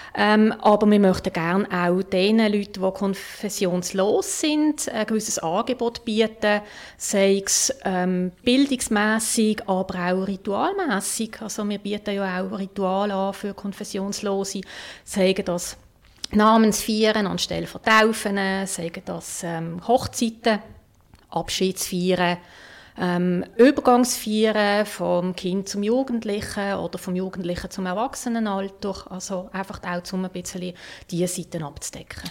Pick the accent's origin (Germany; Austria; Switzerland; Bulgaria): Switzerland; bei uns in der Schweiz